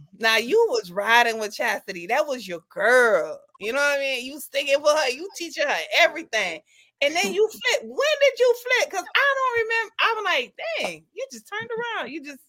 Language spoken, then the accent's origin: English; U.S. Virgin Islands; moved away as an adult; now in United States; I'm from the Virgin Islands and I've been here like over 30 years.